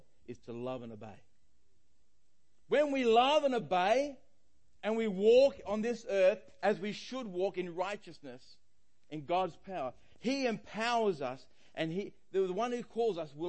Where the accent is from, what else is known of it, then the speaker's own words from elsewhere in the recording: Australia; I'm Australian